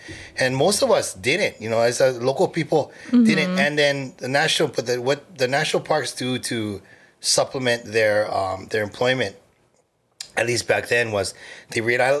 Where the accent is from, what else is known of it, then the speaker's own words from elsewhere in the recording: Honolulu, Hawaii, United States; also born or lived in Hilo; born and raised in Manoa.